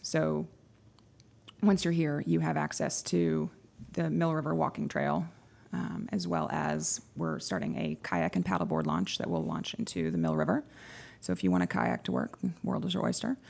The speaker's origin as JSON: {"language": "English", "region": "Texas", "country": "United States", "also_born_or_lived": "Edinburgh", "moved": "as an adult", "lives_now": "Connecticut, United States", "said": "I am from Texas. I moved up to Connecticut about a decade ago"}